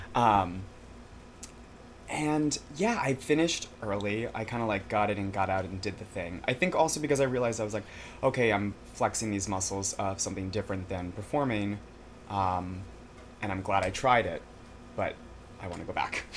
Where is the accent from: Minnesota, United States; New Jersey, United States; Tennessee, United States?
New Jersey, United States; Glen Rock; also born or lived in Connecticut / Albany, New York; I grew up, quote unquote, in Jersey